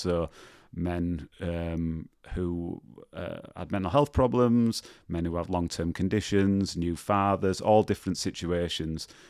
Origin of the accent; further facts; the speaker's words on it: Leeds, Yorkshire and the Humber, United Kingdom; moved away as an adult; also born or lived in Birmingham; I grew up in, I grew up in Leeds, um, in a place called Rothwell